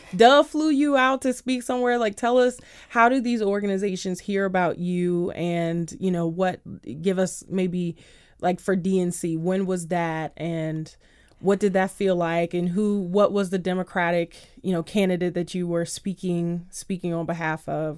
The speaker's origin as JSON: {"language": "English", "town": "Washington", "region": "District of Columbia", "country": "United States", "tie": "born or raised there", "said": "I grew up by Coolidge High School"}